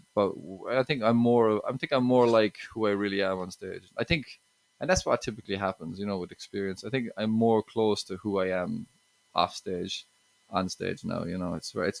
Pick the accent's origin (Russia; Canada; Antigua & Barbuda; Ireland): Ireland; relationships, I talk a good bit about that, exes, and being Irish a bit too, you know.